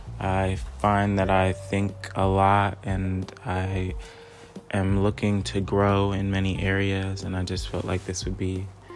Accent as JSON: {"language": "English", "country": "Nigeria", "said": "I'm Nigerian"}